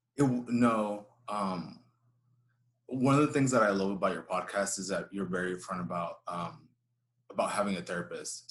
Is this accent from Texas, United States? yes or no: yes; Houston, Texas, United States; I grew up here in Houston. I was uh, I was born here, raised here